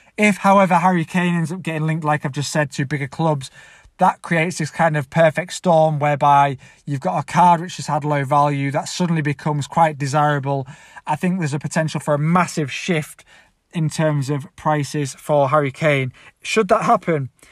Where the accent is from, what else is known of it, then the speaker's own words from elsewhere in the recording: Leeds, Yorkshire and the Humber, United Kingdom; I'm actually from Leeds